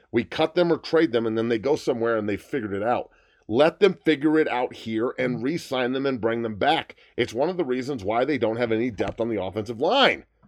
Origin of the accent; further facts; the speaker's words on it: United States; I'm an American